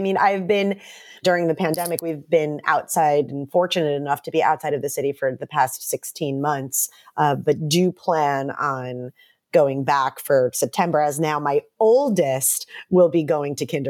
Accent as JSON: {"language": "English", "region": "New York", "country": "United States", "tie": "born or raised there", "said": "I grew up outside of Manhattan, and so did my husband."}